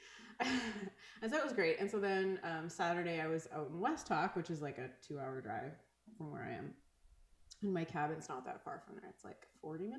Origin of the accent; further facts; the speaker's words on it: Grand Beach, Manitoba, Canada; I grew up on the Grand Beach, which is like white sand